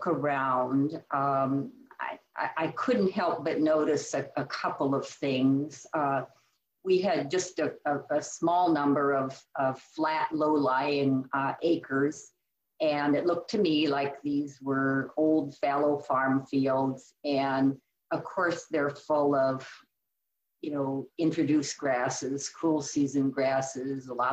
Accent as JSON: {"language": "English", "region": "Iowa", "country": "United States", "tie": "born or raised there", "also_born_or_lived": "California / New Mexico / Colorado / Sauk County, Wisconsin", "moved": "as an adult", "lives_now": "Wisconsin, United States", "said": "I was born and raised in the Midwest. I grew up on a series of small farms in Iowa"}